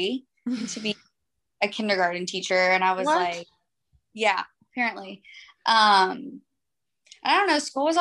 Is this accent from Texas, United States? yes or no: yes; Austin, Texas, United States; I've only lived in Austin. I was born here